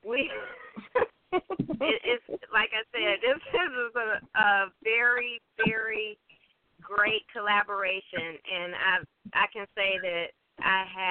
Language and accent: English; Detroit, Michigan, United States; I am from the Detroit, Southwest Detroit area.